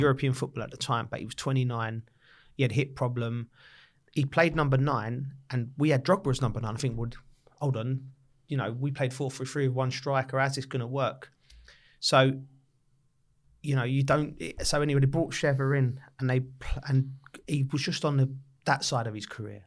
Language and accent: English; London, United Kingdom; also born or lived in Lisson Green, London; I'm from Camden Town, but went to school just off the Edgware Road